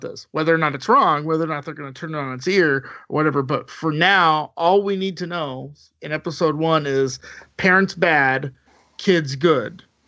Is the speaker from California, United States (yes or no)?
yes; Southern California, United States; I am from Southern California. I've lived there a long time, too.